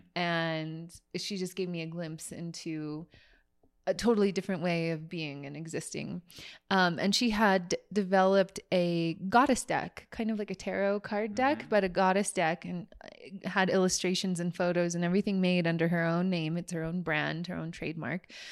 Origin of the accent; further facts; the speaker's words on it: San Francisco Bay Area, California, United States; growing up in the San Francisco Bay Area as a Catholic